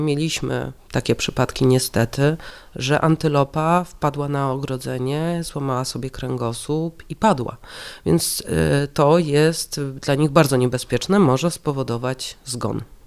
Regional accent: Warsaw, Masovian Voivodeship, Poland; ja jestem warszawianką.

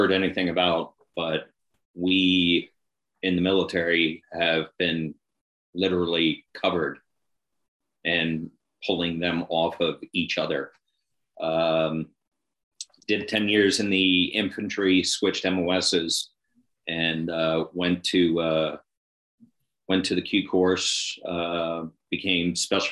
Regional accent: New York, United States; I grew up in New York, not in the city, in the country

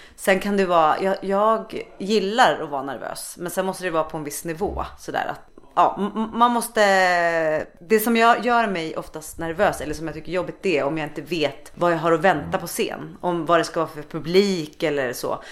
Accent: Stockholm, Stockholm County, Sweden; moved away; also born or lived in Gothenburg; Jag kommer ju från Stockholm men jag bodde här i Göteborg

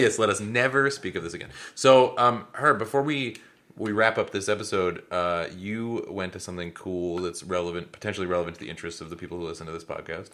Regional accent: Seattle, Washington, United States; they're in Seattle, which did add some amount of joy for me 'cause that is my hometown

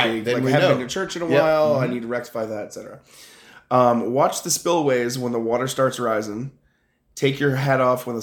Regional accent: Huntsville, Alabama, United States

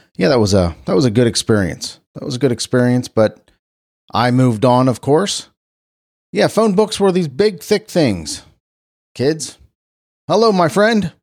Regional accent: Cincinnati, Ohio, United States; my hometown, Cincinnati, Ohio

